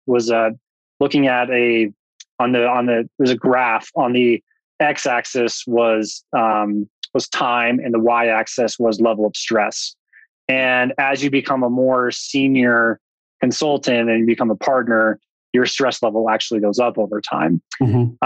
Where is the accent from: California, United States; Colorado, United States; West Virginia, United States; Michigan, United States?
Colorado, United States; outside of Boulder, Front Range of; I grew up in the Front Range of Colorado, outside of Boulder